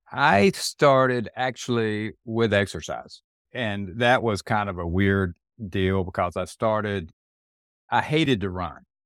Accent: Fayetteville, North Carolina, United States; my hometown newspaper, which is where I was born and raised

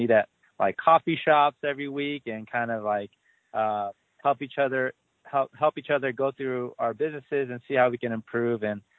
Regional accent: Orange County, California, United States

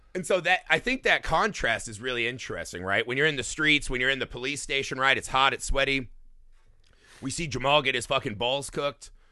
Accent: United States; as an American audience

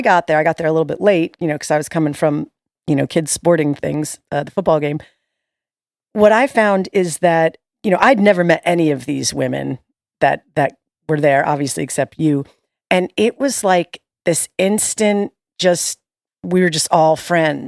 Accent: New York, United States; moved away; I'm from New York

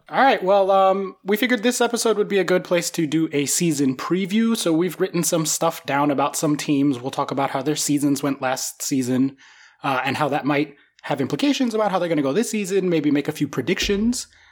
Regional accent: United States; I'm an American

